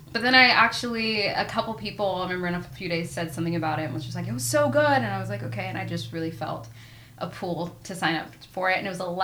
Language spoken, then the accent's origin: English; Southern California, United States; moved away; I'm from SoCal